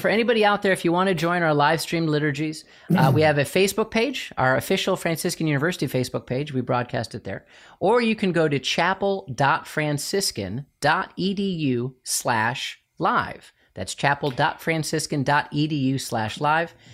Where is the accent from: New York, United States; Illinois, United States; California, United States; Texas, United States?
Illinois, United States; Chicago; I'm from Chicago